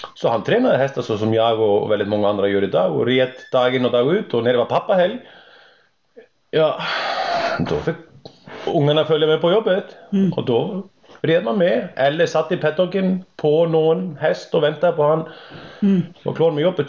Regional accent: Iceland; Swedish is a second language; moved away as an adult; also born or lived in Germany; now in Sweden; jag är islänning som har varit bosatt i Sverige nu i, sen 2002, hösten 2002

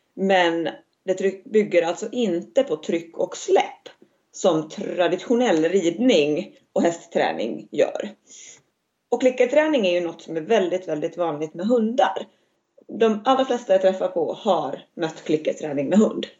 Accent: Finland; moved away as an adult; now in Västerhaninge, Sweden; jag är född i Finland eh, men flyttade för islandshästarnas skull till Sverige för att lära mig mera

